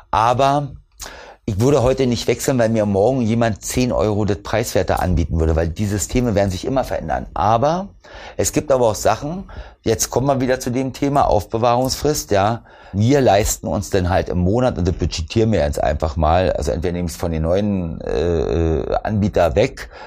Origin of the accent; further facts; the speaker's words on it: East Germany, Germany; Ich komme ja aus dem Osten